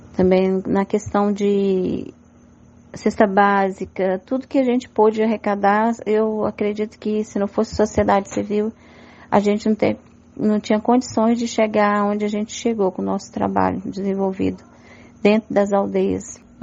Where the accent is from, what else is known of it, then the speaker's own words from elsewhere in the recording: Brazil; não só como indígena, mas como brasileira